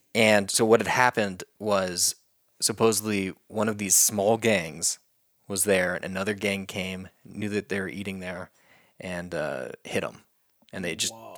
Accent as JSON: {"language": "English", "region": "Oklahoma", "country": "United States", "tie": "born or raised there", "said": "growing up in Oklahoma in our schools"}